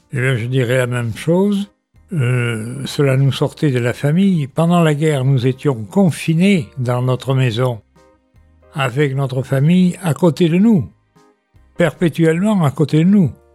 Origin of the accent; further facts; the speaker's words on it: Bordeaux, Nouvelle-Aquitaine, France; also born or lived in Paris; je suis bordelais, né en 1940. En 1945, je suis à Bordeaux